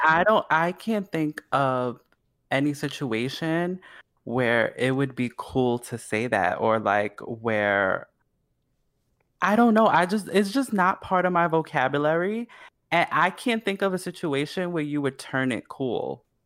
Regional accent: New York, United States; I'm from New York

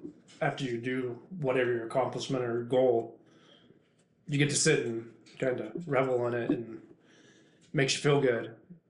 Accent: Salt Lake City, Utah, United States; moved away as an adult; also born or lived in Lafayette, Colorado; now in Rapid City, United States; I grew up in Salt Lake City, Utah. Lived there till 2004

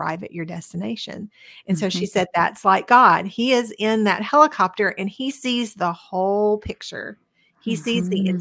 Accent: Cleveland, Tennessee, United States; I grew up in Cleveland, Tennessee, which is very close to Chattanooga.

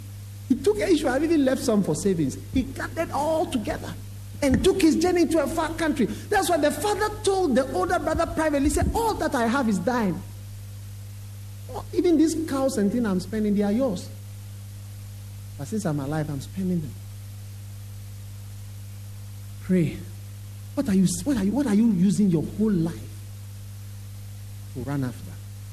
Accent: Winneba, Central Region, Ghana; And I know he's from Winneba. I'm also from Winneba.

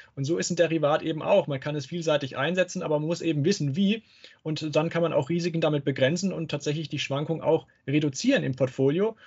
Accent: Karlsruhe, Baden-Württemberg, Germany; Aus Karlsruhe

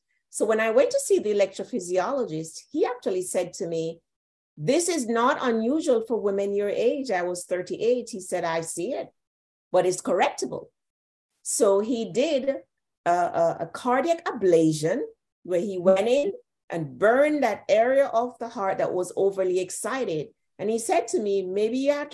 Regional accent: Jamaica; I'm from Jamaica

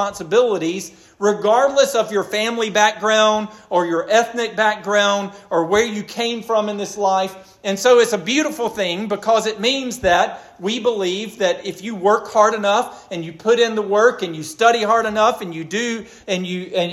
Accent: United States; As an American

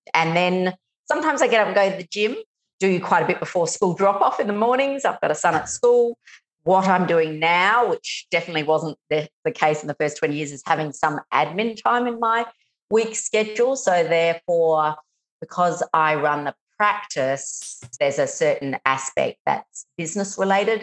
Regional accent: Adelaide, South Australia, Australia; I was born in Adelaide

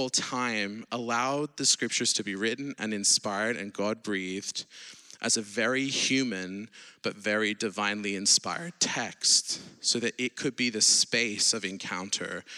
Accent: Sydney, New South Wales, Australia; now in Oxford, United Kingdom; I'm not American, I'm Australian originally from Sydney, but I live in the UK in Oxford.

